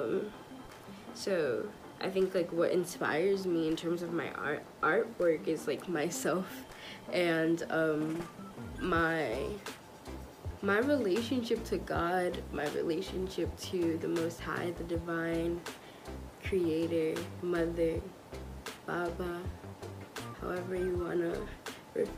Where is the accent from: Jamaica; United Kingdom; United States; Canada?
United States; Long Island, New York; I am from Long Island, New York, but my heart and spirit definitely resides in my parents' motherland, Trinidad and Tobago.